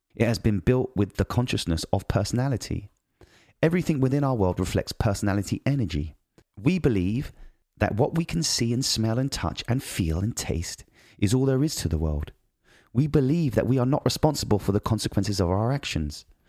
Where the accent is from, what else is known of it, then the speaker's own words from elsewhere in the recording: United Kingdom; moved away; I'm British